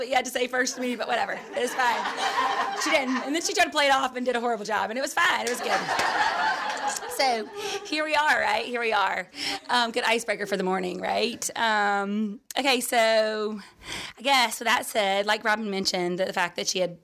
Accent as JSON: {"language": "English", "town": "Vestavia Hills", "region": "Alabama", "country": "United States", "tie": "born or raised there", "also_born_or_lived": "Sylacauga, Alabama", "said": "I grew up in Vestavia for a majority of my life. I did live in Sylacauga for 2 years of my life"}